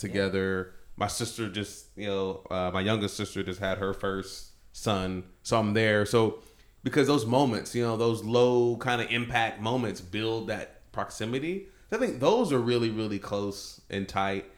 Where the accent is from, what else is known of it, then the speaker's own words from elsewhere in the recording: Texas, United States; I grew up in Texas